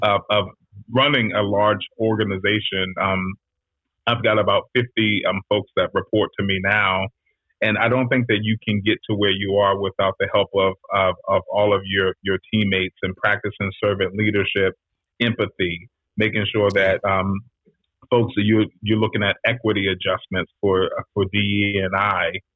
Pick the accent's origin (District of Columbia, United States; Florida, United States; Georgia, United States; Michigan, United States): District of Columbia, United States; Washington; also born or lived in Prince George's County, Maryland; I'm a DC cat myself. So I am um, born and raised in Washington D.C. in the city, not Maryland, not Virginia, but right. in D.C.